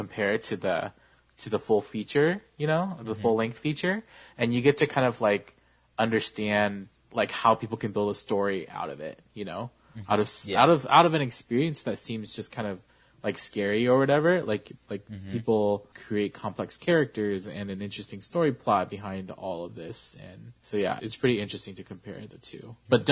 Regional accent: Sacramento, California, United States; I was a youth leader in my church that I grew up in Sacramento

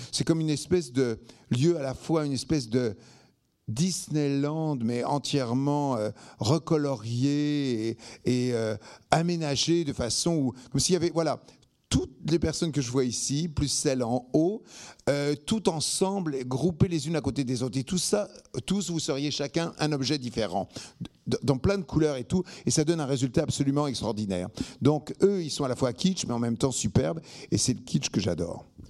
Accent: Arcueil, Île-de-France, France; also born or lived in Bagneux; je viens d'Arcueil-Cachan, qui est, enfin, Arcueil-Cachan, c'est la station de métro. Je viens d'Arcueil, donc, je né à Bagneux

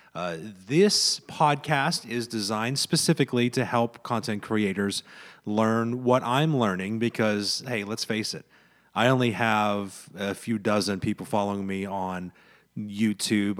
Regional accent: central Pennsylvania, United States; own a small business here in, here in my hometown. in central Pennsylvania

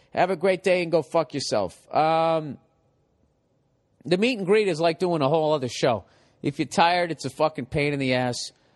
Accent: Massachusetts, United States; I come from Massachusetts

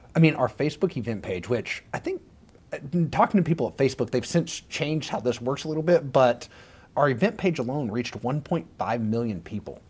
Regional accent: Dumas, Texas, United States; moved away as an adult; also born or lived in Wichita Falls, Texas; now in Austin, United States; Born and raised in Dumas, Texas, Panhandle.

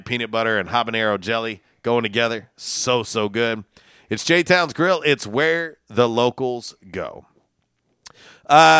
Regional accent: Florida, United States; moved away; I'm originally from Florida myself, just a little further south

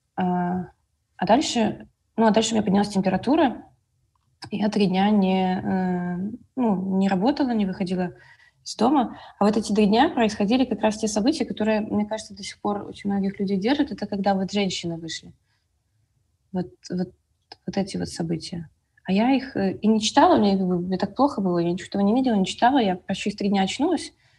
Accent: Minsk, Belarus; я из Минска

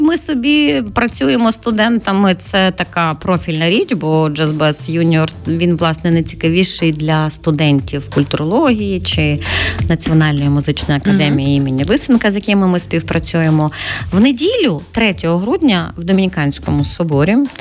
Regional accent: Lviv, Lviv Oblast, Ukraine; енне покоління львів'ян. Я з тих львів'ян, хто дійсно львів'ян

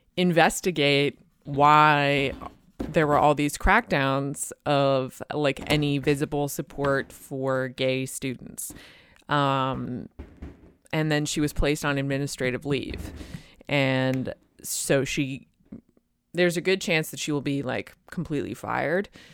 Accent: Boston, Massachusetts, United States; my hometown in Boston

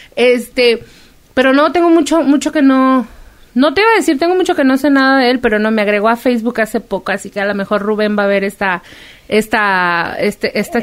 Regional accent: Guadalajara, Jalisco, Mexico; en Guadalajara, yo soy de Guadalajara

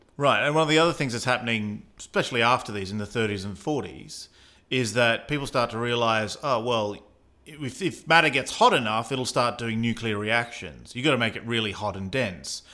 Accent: Australia; accent: Australian; that's my Australian accent

